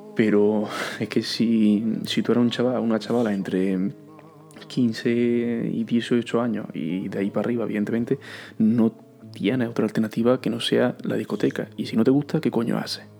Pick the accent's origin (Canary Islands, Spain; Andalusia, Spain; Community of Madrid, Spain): Andalusia, Spain; Córdoba; Y digo, de Villarrubia.